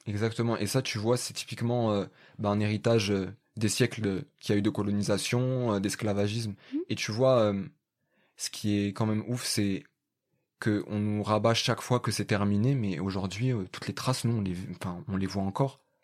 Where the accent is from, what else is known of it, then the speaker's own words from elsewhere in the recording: Paris, Île-de-France, France; je suis du 19e arrondissement de Paris